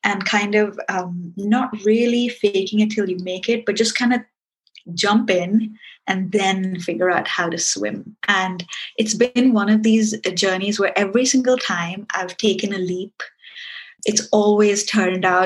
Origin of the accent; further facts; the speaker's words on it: Singapore; now in United Kingdom; I live in the UK, but I'm from Singapore, but I'm Indian